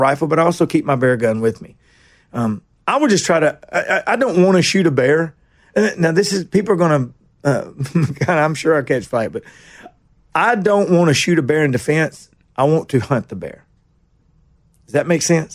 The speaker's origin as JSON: {"language": "English", "town": "Nashville", "region": "Tennessee", "country": "United States", "tie": "born or raised there", "also_born_or_lived": "Kingston Springs", "said": "I'm from Nashville. I was born in General Hospital down here"}